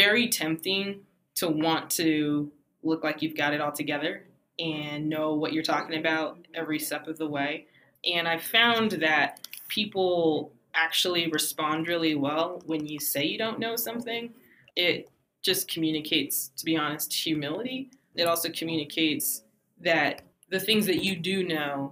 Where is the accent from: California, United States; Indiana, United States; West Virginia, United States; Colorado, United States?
Colorado, United States; Denver; I'm from Denver, Colorado, which is rare these days